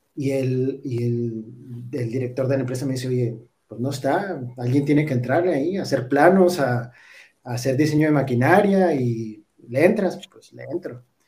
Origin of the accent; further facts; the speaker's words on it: Parral, Chihuahua, Mexico; moved away; also born or lived in Cuauhtémoc, Chihuahua; nacimos en, en Parral